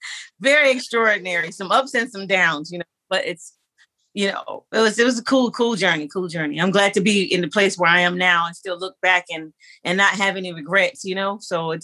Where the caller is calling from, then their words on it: Atlanta, Georgia, United States; I am calling from Atlanta, Georgia.